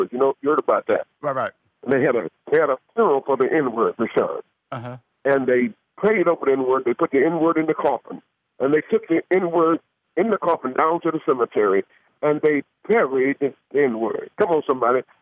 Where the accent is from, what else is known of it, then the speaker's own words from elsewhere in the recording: Atlanta, Georgia, United States; I'm from Atlanta, Georgia.